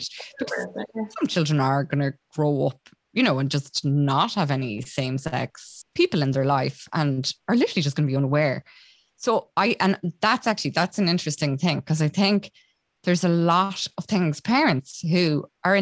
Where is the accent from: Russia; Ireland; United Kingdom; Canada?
Ireland; Roscommon, Connacht; I'm from Roscommon